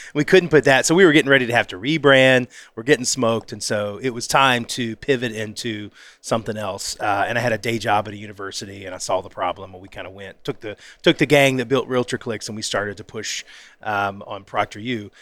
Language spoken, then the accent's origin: English; the South, United States; I'm from the South